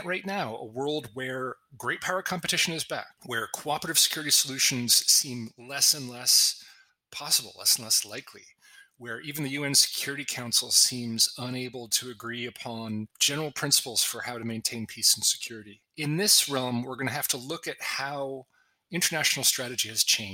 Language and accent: English; United States; moved away; I'm an American